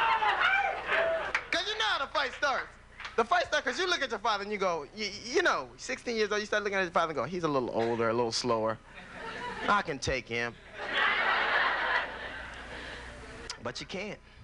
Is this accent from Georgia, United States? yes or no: no; Los Angeles, California, United States; I grew up in Los Angeles in a gang